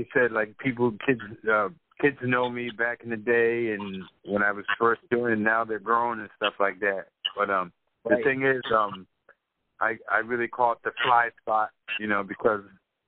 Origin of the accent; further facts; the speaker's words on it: Connecticut, United States; moved away as an adult; now in Maine, United States; I grew up in Connecticut